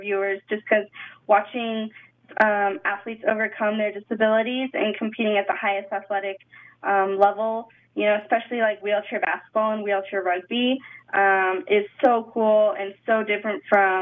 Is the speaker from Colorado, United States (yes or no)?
yes; Colorado, United States; also born or lived in Salida; I was going to be a skier growing up in Colorado